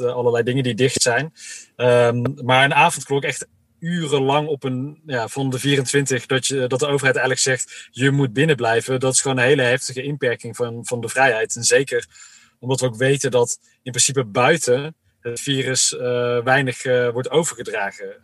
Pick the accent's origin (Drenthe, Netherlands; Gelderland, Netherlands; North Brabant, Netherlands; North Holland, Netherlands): North Brabant, Netherlands; Uden; ik ben zelf opgegroeid in Uden in Brabant